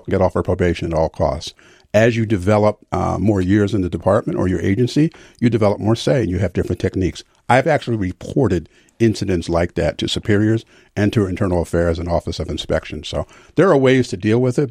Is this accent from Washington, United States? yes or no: no; Philadelphia, Pennsylvania, United States; moved away; also born or lived in Arlington, Virginia; growing up in Philadelphia